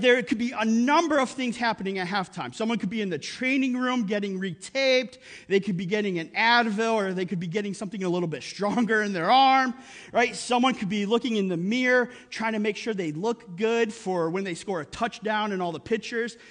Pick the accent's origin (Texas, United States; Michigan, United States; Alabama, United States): Michigan, United States; Upper Peninsula of; moved away; we grew up in the Upper Peninsula of Michigan in the middle of nowhere